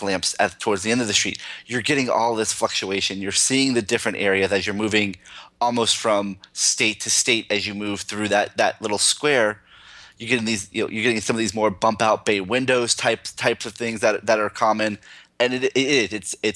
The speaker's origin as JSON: {"language": "English", "town": "Asheville", "region": "North Carolina", "country": "United States", "said": "I'm from Asheville, North Carolina"}